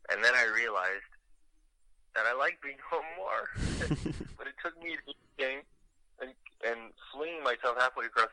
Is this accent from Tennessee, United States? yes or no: no; California, United States; now in Los Angeles, United States; I'm from California